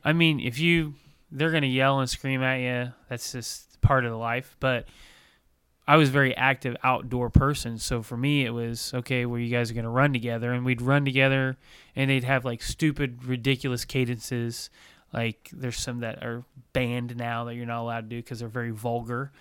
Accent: Bloomington, Indiana, United States; I grew up in Bloomington.

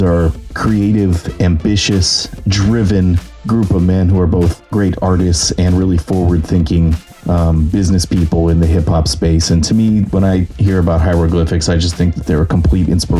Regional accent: Bay Area, California, United States; I'm from the Bay Area of California

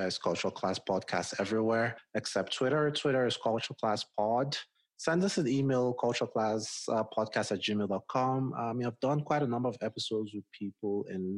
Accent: Nigeria; moved away as an adult; also born or lived in Washington, D.C., United States; now in Colorado, United States; I grew up in Nigeria

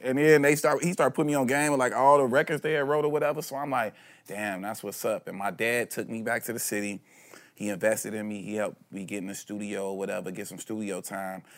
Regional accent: Chicago, Illinois, United States; moved away; also born or lived in Los Angeles; I'm from Chicago. I'm not even from L A.

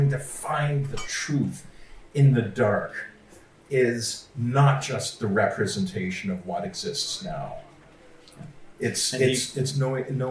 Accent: Canada; now in United States; as a Canadian who's lived in the United States for a long time

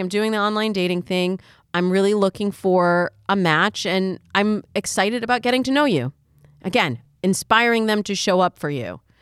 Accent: Michigan, United States; I'm from Michigan, and there it's the hunting picks.

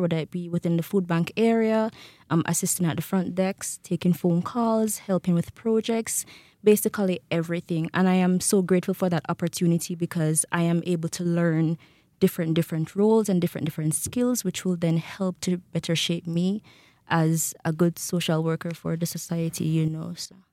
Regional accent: Jamaica; moved away as an adult; now in Rexburg, United States; I am from Jamaica

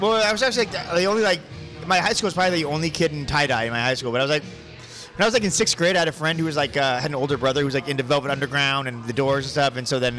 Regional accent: San Diego, California, United States; moved away as an adult; also born or lived in Los Angeles / El Paso / Santa Cruz; So I grew up in San Diego, pretty much.

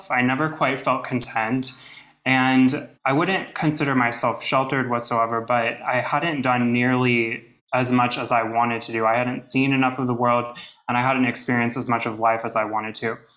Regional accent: United States; moved away as an adult; also born or lived in Washington, D.C.; I'm from America, everyone else is from like Europe, other countries.

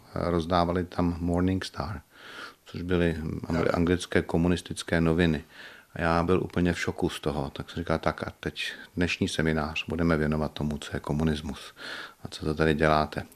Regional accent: České Budějovice, South Bohemian Region, Czechia; moved away; also born or lived in Prague; Já jsem se tam narodil v porodnici

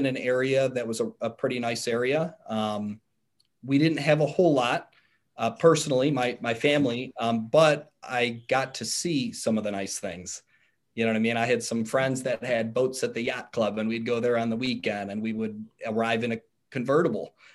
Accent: Cleveland, Ohio, United States; moved away as an adult; now in Cincinnati, United States; me being from Cleveland and still being in my home state

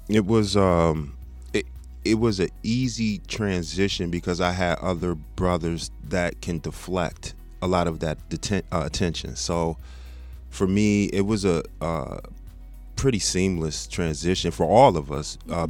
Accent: Texas, United States; moved away as an adult; also born or lived in South Bend, Indiana; now in Michigan, United States; I'm originally from Indiana. I'm from okay. South Bend, but I grew up in Texas

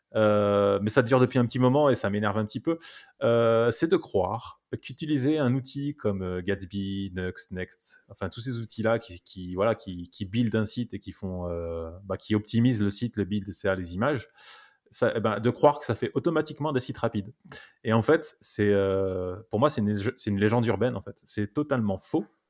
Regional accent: France; on est français

